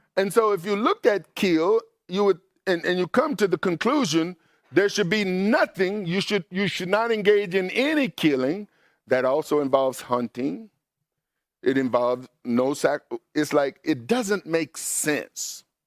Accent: Mississippi, United States; I grew up in Mississippi, and in Mississippi, growing up in a, black neighborhood

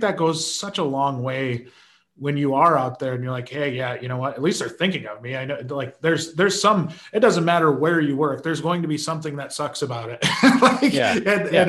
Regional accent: Las Vegas, Nevada, United States; I grew up in Vegas. I know what this is all about.

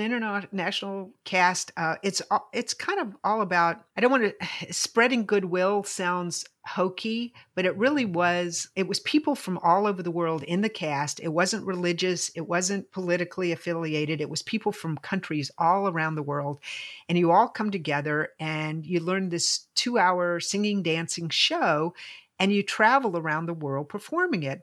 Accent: Lynchburg, Virginia, United States; They came to Lynchburg.

